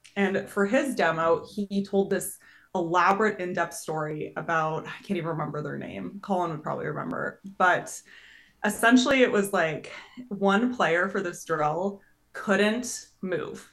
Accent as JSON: {"language": "English", "area": "just north of Edmonton", "region": "Alberta", "country": "Canada", "tie": "born or raised there", "moved": "as an adult", "lives_now": "United States", "said": "my hometown's just north of Edmonton, which is a big city in Canada"}